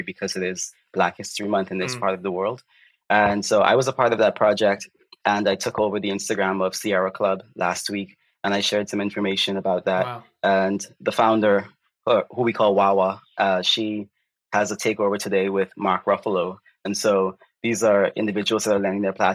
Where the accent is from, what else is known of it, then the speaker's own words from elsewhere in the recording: Bahamas; I am from the Bahamas